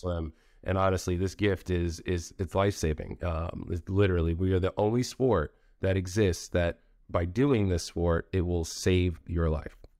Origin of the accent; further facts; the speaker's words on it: United States; moved away; also born or lived in Raleigh, North Carolina; I grew up in New York, Jersey area.